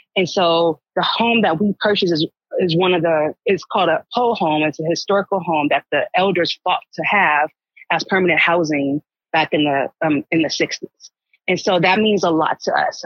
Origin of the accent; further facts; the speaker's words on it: Los Angeles, California, United States; moved away as an adult; also born or lived in Marin County, California; now in Marin City, United States; I actually grew up in Los Angeles